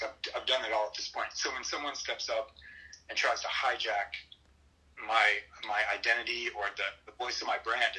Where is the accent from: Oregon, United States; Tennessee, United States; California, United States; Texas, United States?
Texas, United States; Luckenbach; also born or lived in Saginaw, Michigan; And I'm from Texas. I grew up outside of Austin in Hill Country near Luckenbach